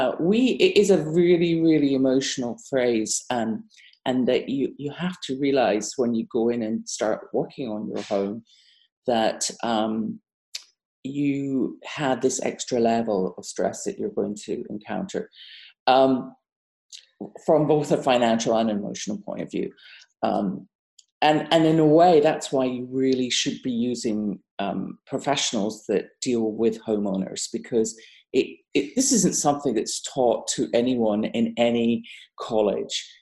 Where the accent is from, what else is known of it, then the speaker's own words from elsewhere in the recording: United Kingdom; moved away as an adult; also born or lived in Japan / Bahrain / Abu Dhabi; now in Massachusetts, United States; as you can hear from my accent, I'm not from America. I'm British